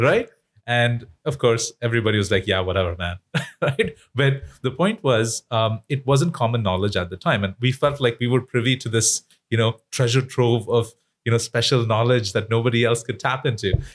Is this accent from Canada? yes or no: no; India; moved away; as an Indian person living in India, studying Indian history